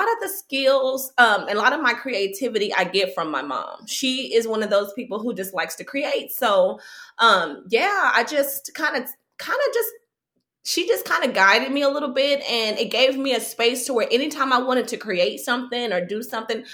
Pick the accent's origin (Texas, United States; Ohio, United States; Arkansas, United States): Texas, United States; Fort Worth; moved away as an adult; also born or lived in New York; I grew up in Fort Worth